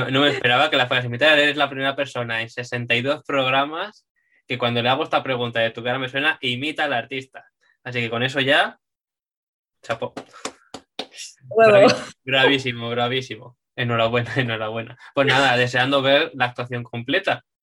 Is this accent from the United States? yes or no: no; Madrid, Community of Madrid, Spain; yo también soy de Madrid. De momento no, no me voy a mover